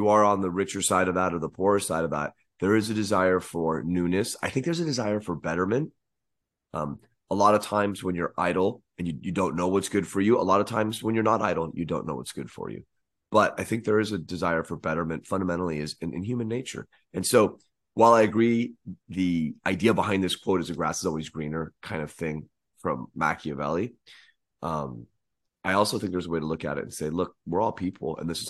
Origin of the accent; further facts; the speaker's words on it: California, United States; I am from Northern California, you son of a.